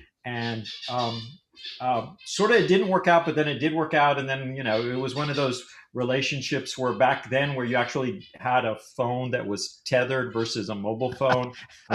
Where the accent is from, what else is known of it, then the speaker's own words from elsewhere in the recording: El Paso, Texas, United States; moved away as an adult; now in San Antonio, United States; born and raised in El Paso, but San Antonio, I've lived here for over 30 years now.